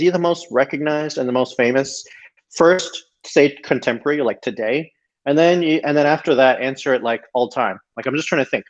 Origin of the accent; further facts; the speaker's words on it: Toronto, Ontario, Canada; moved away as an adult; also born or lived in Singapore; because I was from Toronto